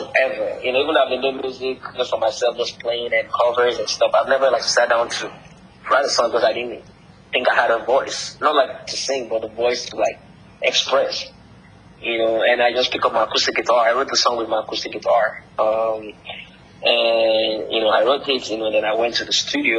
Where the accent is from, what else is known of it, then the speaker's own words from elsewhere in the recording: Nigeria; moved away; growing up in Nigeria